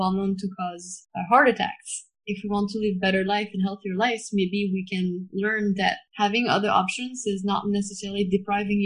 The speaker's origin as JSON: {"language": "English", "country": "France", "tie": "born or raised there", "said": "I grew up in France"}